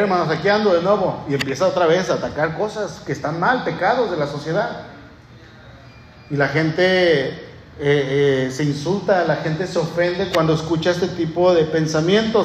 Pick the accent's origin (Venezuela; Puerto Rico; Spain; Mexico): Mexico; somos mexicanos, él y yo somos ciudadanos mexicanos